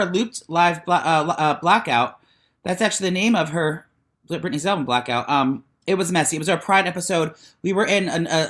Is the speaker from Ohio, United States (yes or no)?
yes; Cincinnati, Ohio, United States